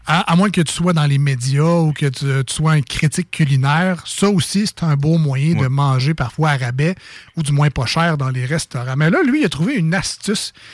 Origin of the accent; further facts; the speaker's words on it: Quebec City, Quebec, Canada; accent: Limoilou; C'est mon accent de Limoilou.